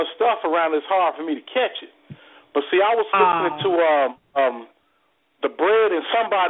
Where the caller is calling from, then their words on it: Cincinnati, Ohio, United States; from Cincinnati.